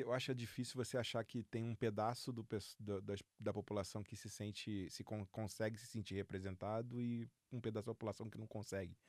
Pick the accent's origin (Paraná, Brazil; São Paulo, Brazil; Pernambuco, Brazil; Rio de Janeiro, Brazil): Rio de Janeiro, Brazil; moved away; eu sou carioca, flamenguista